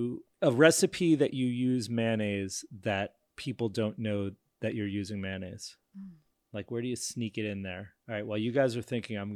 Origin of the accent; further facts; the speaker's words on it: New York, United States; As a New Yorker, it's maybe a Woody Allen movie